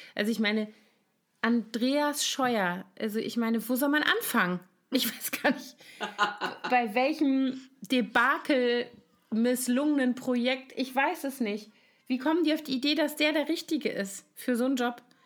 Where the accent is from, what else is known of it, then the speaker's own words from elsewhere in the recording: Koblenz, Rhineland-Palatinate, Germany; moved away; in meiner Heimatstadt Koblenz